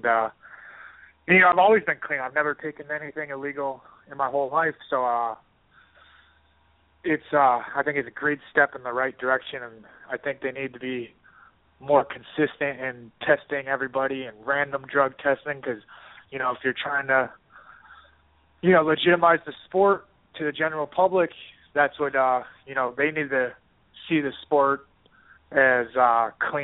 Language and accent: English; Minnesota, United States; now in Boston, United States; I'm from Minnesota